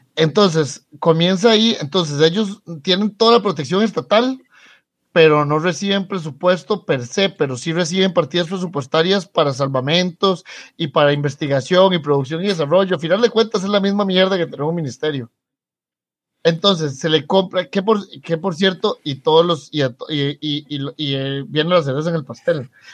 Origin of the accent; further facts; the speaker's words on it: Costa Rica; somos los liberales costarricenses